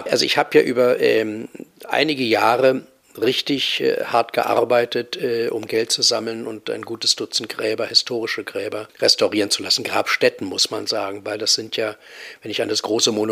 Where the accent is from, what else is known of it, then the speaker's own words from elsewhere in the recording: Berlin, Germany; Ich bin groß geworden in der Urbanstraße äh, zum Hallischen Tor hin. In der Gegend bin ich zur Schule gegangen, zum Gymnasium gegangen.